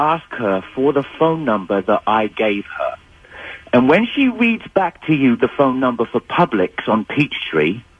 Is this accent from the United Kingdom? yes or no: yes; England, United Kingdom; I'm English